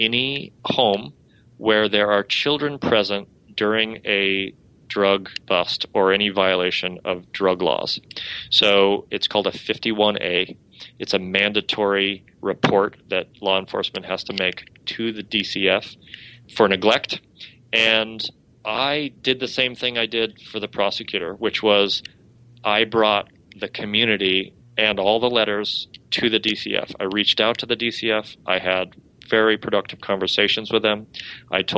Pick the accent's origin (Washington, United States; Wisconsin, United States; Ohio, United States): Washington, United States; Spokane; now in Massachusetts, United States; I'm from Spokane, Washington